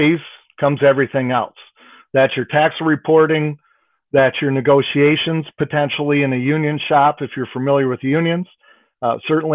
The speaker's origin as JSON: {"language": "English", "town": "Saginaw", "region": "Michigan", "country": "United States", "lives_now": "Bay City, United States", "said": "I'm from Saginaw, Michigan, originally. I do live in Bay City now."}